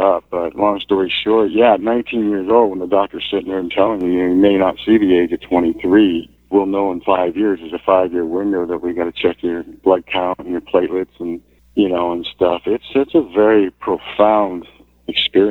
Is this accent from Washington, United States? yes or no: yes; Seattle, Washington, United States; also born or lived in Vancouver; I'm from Seattle.